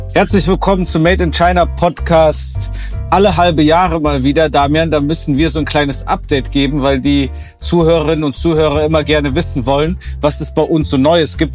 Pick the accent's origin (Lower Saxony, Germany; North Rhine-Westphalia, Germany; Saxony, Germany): North Rhine-Westphalia, Germany; Oberbergischer Kreis; born or raised there